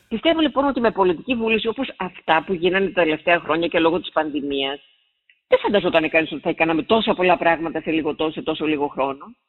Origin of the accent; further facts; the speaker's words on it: Siatista, Western Macedonia, Greece; moved away; στη Σιάτιστα, ε, στην πατρίδα μου επάνω